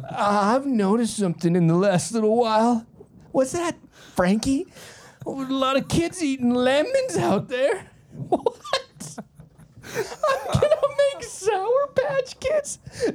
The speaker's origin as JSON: {"language": "English", "country": "Canada", "said": "we're all Canadian. We're all made in Canada."}